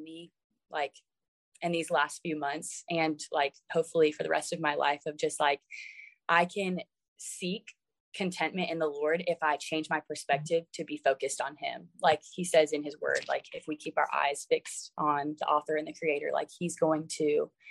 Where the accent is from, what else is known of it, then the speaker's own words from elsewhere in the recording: Florida, United States; moved away as an adult; now in Virginia, United States; I moved all the way from my hometown in Florida to Virginia